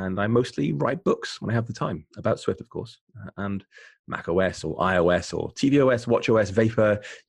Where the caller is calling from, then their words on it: Bath, South West England, United Kingdom; I'm calling from rainy Bath in the southwest of England, and it's nice, but it's cold and gray here.